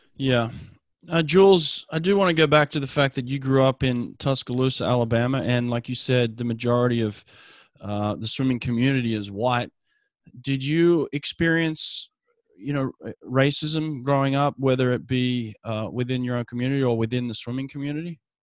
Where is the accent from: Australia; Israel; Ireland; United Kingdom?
Australia; moved away as an adult; now in United States; I grew up in Australia